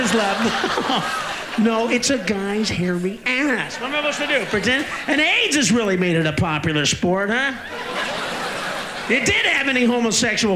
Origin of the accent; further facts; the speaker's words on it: Illinois, United States; I'm from Illinois. From the Midwest